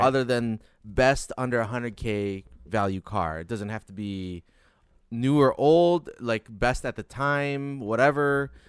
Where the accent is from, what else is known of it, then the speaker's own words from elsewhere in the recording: Detroit, Michigan, United States; moved away; also born or lived in Chicago; growing up in Detroit